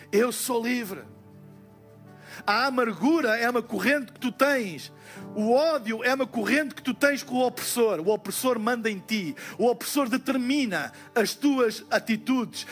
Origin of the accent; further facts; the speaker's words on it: Portugal; nós somos, como portugueses